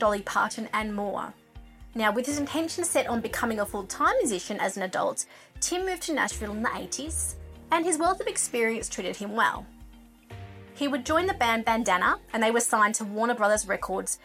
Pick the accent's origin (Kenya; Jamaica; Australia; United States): Australia; I'm an Australian music journalist